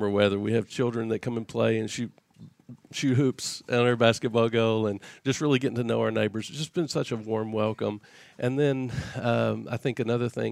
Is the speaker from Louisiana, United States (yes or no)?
no; Arkansas, United States; moved away as an adult; now in Brooklyn, United States; I'm originally from Arkansas